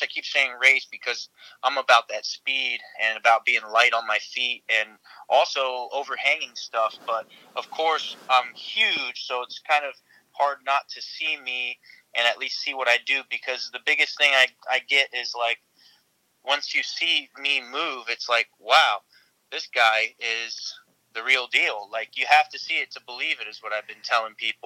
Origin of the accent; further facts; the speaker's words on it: Florida, United States; Born and raised in Florida